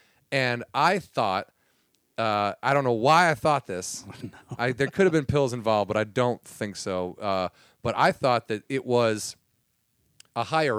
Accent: Warrenville, Illinois, United States; now in Los Angeles, United States; I'm from like Warrenville, right, Illinois.

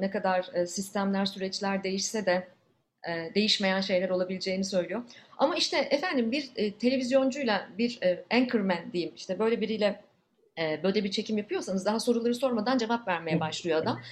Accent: Ankara, Turkey; moved away as an adult; now in Canada; ikimizin de su katılmamış Ankaralı oluşumuz

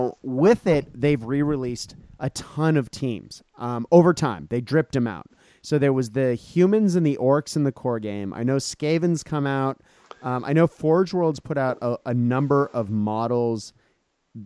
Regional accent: Boston, Massachusetts, United States; I grew up in Boston.

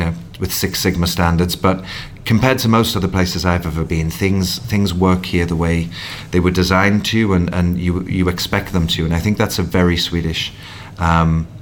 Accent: Newcastle upon Tyne, North East England, United Kingdom; moved away as an adult; now in Stockholm, Sweden; I come from Newcastle in the north of England

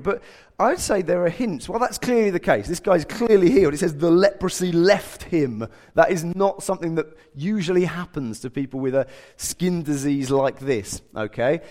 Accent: England, United Kingdom

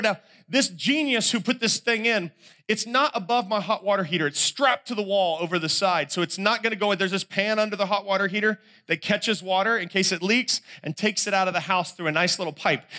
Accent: North Carolina, United States; I'm from North Carolina

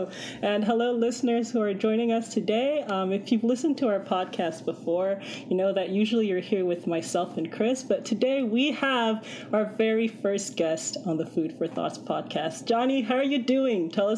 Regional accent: Canada; accent: Canadian; we've got my Canadian accent

